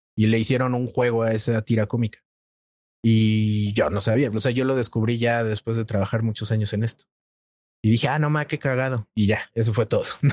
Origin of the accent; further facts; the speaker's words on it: Mexico; soy un reportero mexicano